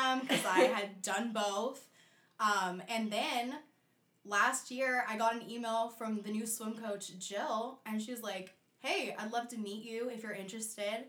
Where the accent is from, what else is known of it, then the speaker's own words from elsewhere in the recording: Orange County, California, United States; I am from Orange County, California